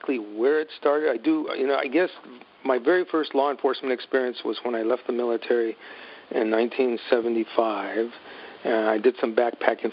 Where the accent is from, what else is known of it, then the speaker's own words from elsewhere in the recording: Santa Fe, New Mexico, United States; I grew up in Santa Fe, New Mexico